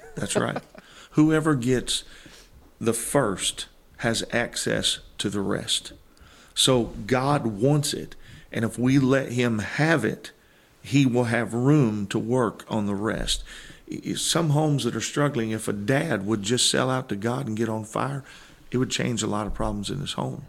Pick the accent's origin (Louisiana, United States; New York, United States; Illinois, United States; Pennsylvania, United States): Illinois, United States; Granite City; moved away as an adult; I was born in Granite City, Illinois